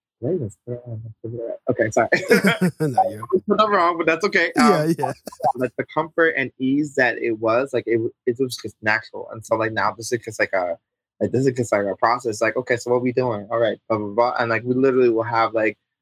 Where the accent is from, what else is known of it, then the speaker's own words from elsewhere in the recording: Canada; being a Canadian artist